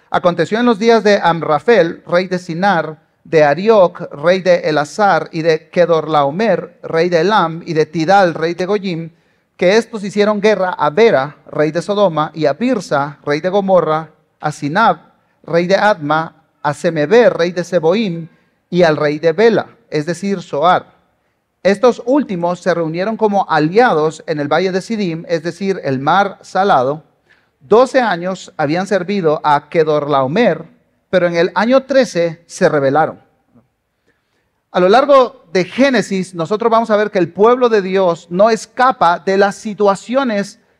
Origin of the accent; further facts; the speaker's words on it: Guatemala; aunque escuchen un acento raro, yo soy guatemalteco y ya voté. Ah, digo, por si por ahí anda Celestino que dice que no soy guatemalteco, porque me dice que yo no soy de acá